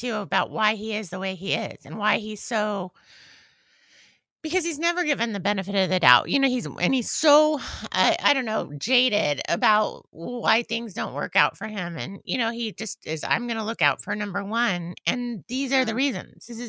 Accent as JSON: {"language": "English", "region": "California", "country": "United States", "tie": "born or raised there", "said": "He's a local boy from where I grew up in the East Bay."}